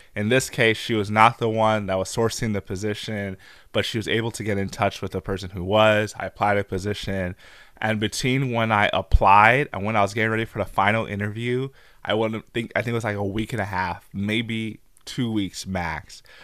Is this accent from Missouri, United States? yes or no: yes; St. Louis, Missouri, United States; moved away as an adult; also born or lived in Albuquerque, New Mexico; I'm from Saint Louis, so I was in Albuquerque, New Mexico, working for General Mills at the time.